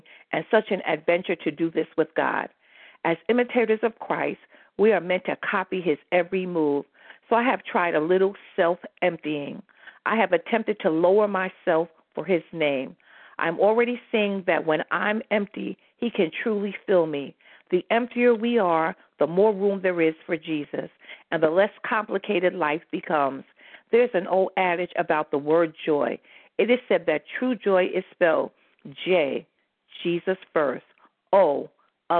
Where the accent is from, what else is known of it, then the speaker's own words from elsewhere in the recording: United States; moved away; I'm from New York, New Jersey